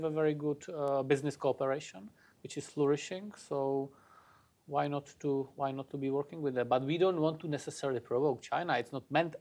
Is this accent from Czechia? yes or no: yes; Czechia; my home country, in Czechia.